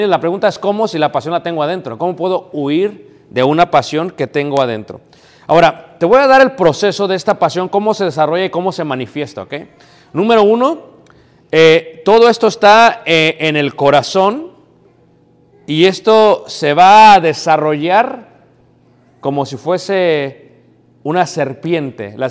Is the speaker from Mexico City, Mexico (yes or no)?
yes; Mexico City, Mexico; now in United States; yo soy de México, crecí en Ciudad de México, me crié en México